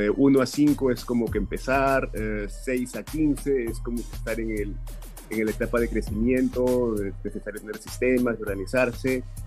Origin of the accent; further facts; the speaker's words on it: Peru; now in Sarasota, United States; Soy originalmente de Perú